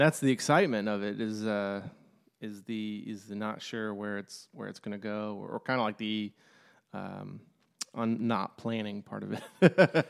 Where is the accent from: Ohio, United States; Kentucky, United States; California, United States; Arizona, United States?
Kentucky, United States; Lexington; I'm from, uh, Lexington, Kentucky